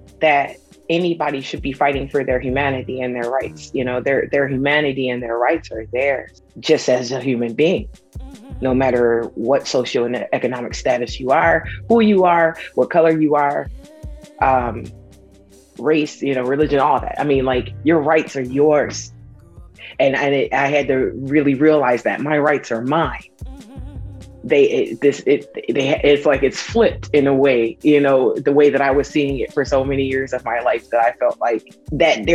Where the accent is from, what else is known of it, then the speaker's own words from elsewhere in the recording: United States; things that I was taught through living in America and growing up in America my whole life being here